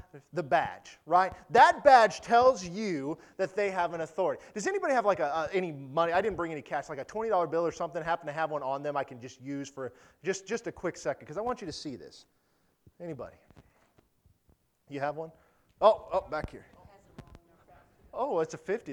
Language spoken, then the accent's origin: English; United States; we're American